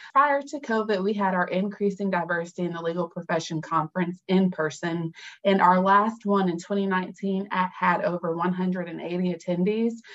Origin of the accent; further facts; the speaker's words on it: Fayetteville, North Carolina, United States; I am from Fayetteville, North Carolina, strong military town.